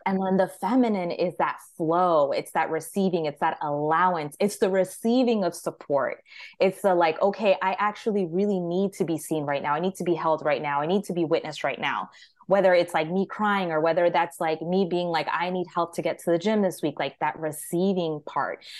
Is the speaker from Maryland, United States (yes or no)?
yes; Maryland, United States; I'm from Maryland.